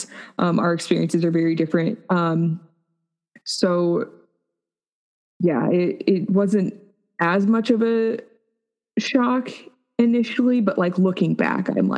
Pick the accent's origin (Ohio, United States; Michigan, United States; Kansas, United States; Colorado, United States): Colorado, United States; Colorado Springs; moved away as an adult; also born or lived in Wyoming; I grew up in Colorado Springs